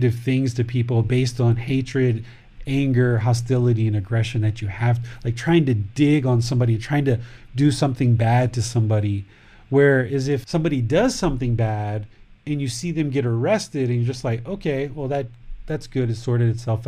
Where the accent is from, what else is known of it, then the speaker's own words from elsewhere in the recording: United States; now in Thailand; I'm American, male, 46 years old, with a wife, with a son, who lives in Thailand